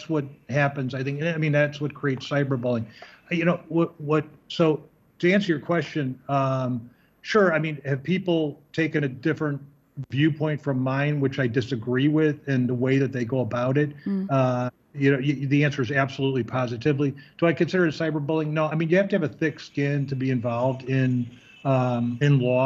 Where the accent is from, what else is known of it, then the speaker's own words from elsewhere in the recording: Chicago, Illinois, United States; I'm from Chicago